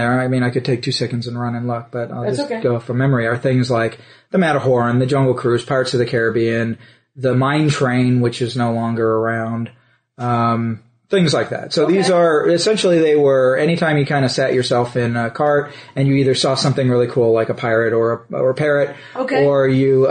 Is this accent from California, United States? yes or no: yes; San Diego, California, United States; I grew up in San Diego